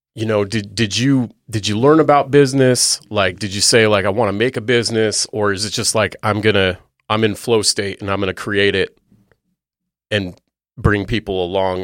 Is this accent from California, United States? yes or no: yes; California, United States; moved away; I'm from California originally